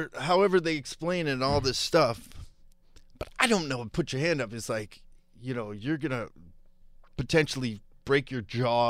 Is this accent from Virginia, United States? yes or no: yes; Virginia, United States; born there; I was born in Virginia.